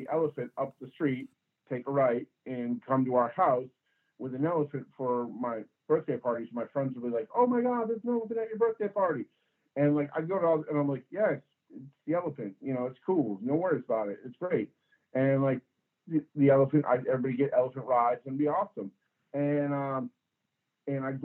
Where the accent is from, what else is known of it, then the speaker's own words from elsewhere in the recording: Springfield, Massachusetts, United States; moved away as an adult; now in Portland, United States; I was born in Springfield, Massachusetts. My father was recreation director of Springfield, Massachusetts. We lived in, Forest Park